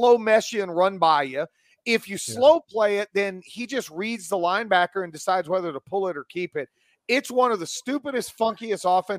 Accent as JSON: {"language": "English", "region": "Missouri", "country": "United States", "said": "North Carolina has owned us, and I'm from Missouri. You got to show me."}